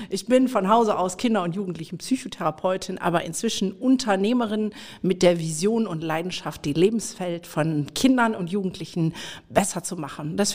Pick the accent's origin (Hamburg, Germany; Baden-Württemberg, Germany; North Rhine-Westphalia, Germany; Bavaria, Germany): North Rhine-Westphalia, Germany; Mülheim an der Ruhr; wir kommen beide aus dem Pott, weil ja. Genau. wir sind ja hier in Mülheim, in meiner Heimatstadt. Ja. Hier bin ich groß geworden